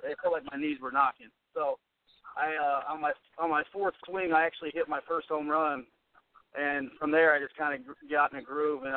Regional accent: Osawatomie, Kansas, United States; I was born and raised in Osawatomie, Kansas.

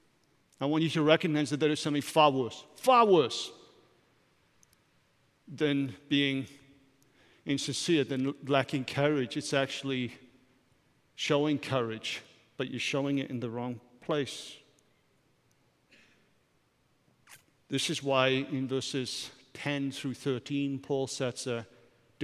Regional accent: Wales, United Kingdom; I'm a Welshman.

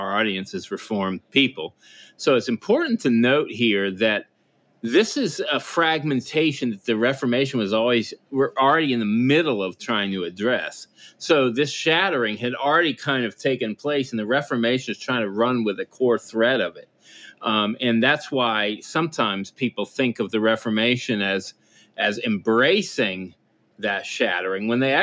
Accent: the South, United States; now in Connecticut, United States; I grew up in the South, so there is familiarity with this kind of temperature.

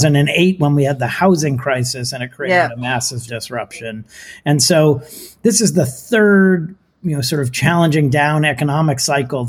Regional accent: California, United States; also born or lived in Palo Alto, California; as a Californian, I sit here in Palo Alto, California

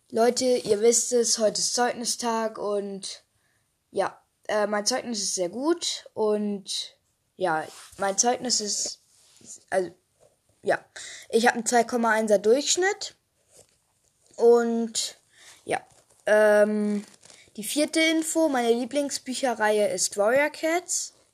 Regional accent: Hamburg, Germany; ich komme aus Hamburg, wohne dort aber nicht mehr.

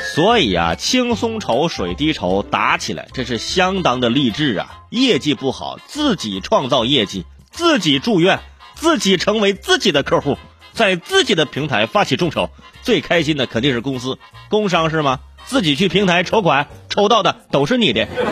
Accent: Hebei, China; moved away; 回我老家一趟， 啊， 哈， 去趟河北， 啊， 去趟河北， 哎， 去趟河北的石家庄

